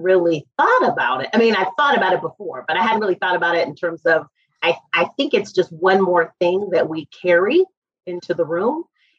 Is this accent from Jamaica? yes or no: no; Hong Kong; also born or lived in Boston, United States; I actually was born in Boston, Massachusetts, but I grew up in Hong Kong, which definitely impacted my experience as a Black person.